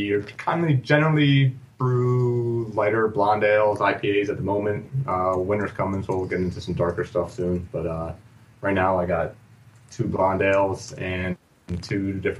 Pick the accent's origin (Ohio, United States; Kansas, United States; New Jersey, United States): New Jersey, United States; Blairstown; We're from Blairstown, New Jersey.